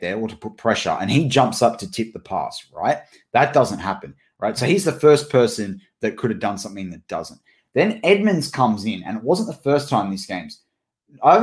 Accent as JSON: {"language": "English", "country": "Australia", "said": "We're Australian here"}